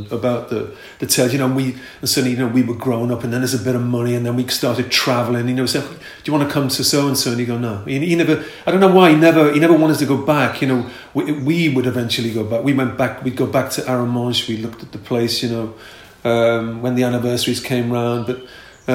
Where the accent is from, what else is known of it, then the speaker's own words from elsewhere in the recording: Liverpool, North West England, United Kingdom; growing up in Liverpool